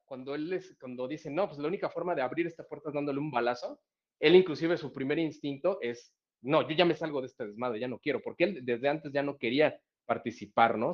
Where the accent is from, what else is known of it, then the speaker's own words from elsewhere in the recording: Mexico; nosotros como mexicanos